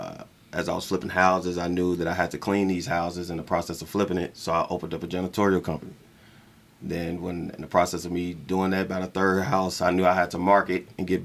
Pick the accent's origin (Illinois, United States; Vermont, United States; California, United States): Illinois, United States; Chicago; moved away as an adult; also born or lived in Pine Bluff, Arkansas; now in Las Vegas, United States; I'm from Chicago, Illinois